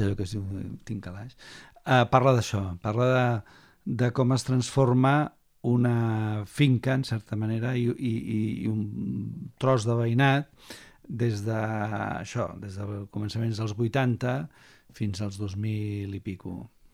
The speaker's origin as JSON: {"language": "Catalan", "town": "Barcelona", "region": "Catalonia", "country": "Spain", "tie": "born or raised there", "said": "Jo havia viscut sempre a Barcelona, primer a Poble després a Gràcia"}